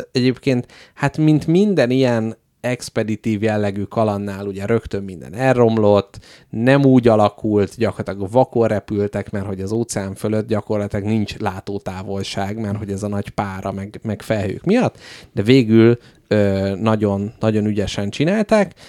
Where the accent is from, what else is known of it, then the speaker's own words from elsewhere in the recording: Hungary; magyar emberek vagyunk